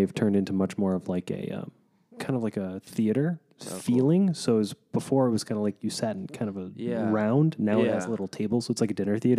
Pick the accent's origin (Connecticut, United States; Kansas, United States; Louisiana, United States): Kansas, United States; Wichita; born or raised there; now in Los Angeles, United States